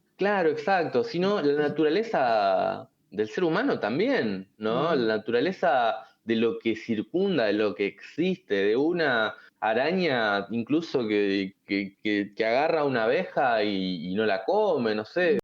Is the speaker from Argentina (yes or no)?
yes; Argentina; como argentinos